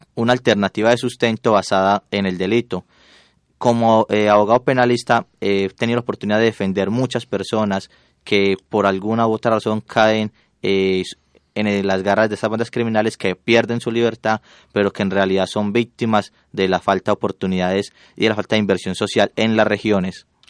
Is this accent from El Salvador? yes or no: no; Puerto Berrío, Antioquia, Colombia; nosotros somos de Puerto Berrío